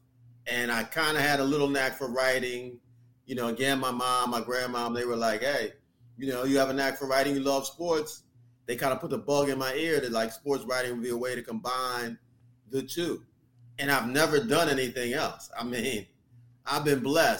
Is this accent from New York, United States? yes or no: no; Philadelphia, Pennsylvania, United States; moved away as an adult; also born or lived in Boca Raton, Florida; I'm from Philly, born and raised. Never left Philly, my whole youth